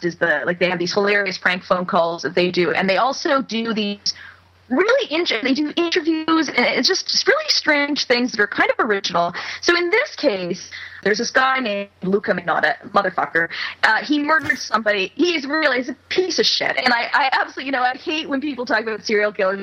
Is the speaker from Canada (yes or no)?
yes; Montreal, Quebec, Canada; now in Vancouver, Canada; Montreal, which is my hometown